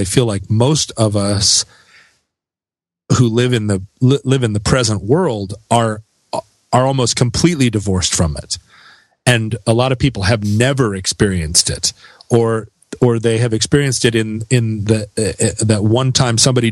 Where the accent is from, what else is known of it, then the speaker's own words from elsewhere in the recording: Alaska, United States; growing up in Alaska